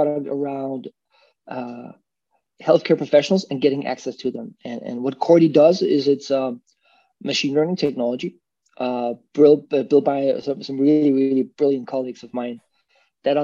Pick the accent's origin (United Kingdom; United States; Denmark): Denmark; Copenhagen, Capital Region of Denmark; so I'm from Denmark, Copenhagen. Mom's Swedish, dad's Danish. Lived in a bunch of countries